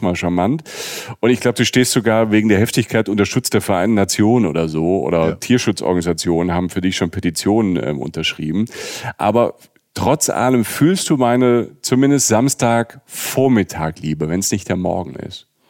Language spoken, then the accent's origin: German; Rhineland-Palatinate, Germany; moved away; ich aus der Südpfalz komme. Ich bin ja quasi in so einem, an so einem Weinberg geboren